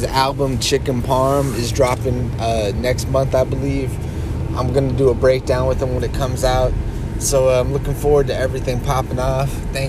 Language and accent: English; Oregon, United States; because I'm originally from Oregon. And, you know, I lived in Salem.